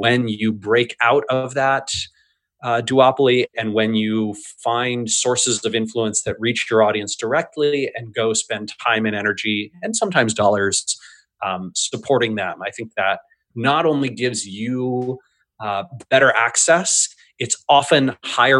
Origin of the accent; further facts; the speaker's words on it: United States; I'm an American